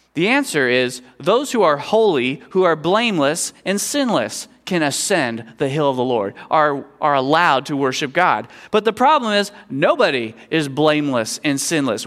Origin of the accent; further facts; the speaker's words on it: Kansas, United States; I was growing up in Kansas